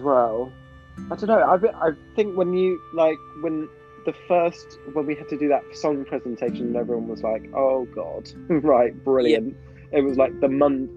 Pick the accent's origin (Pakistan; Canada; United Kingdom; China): United Kingdom; England; accent: English; also born or lived in Pennsylvania, United States; I had to sing it in my own accent